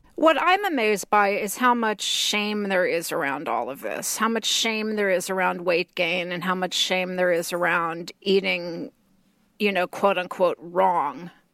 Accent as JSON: {"language": "English", "region": "Texas", "country": "United States", "tie": "born or raised there", "said": "growing up in Texas"}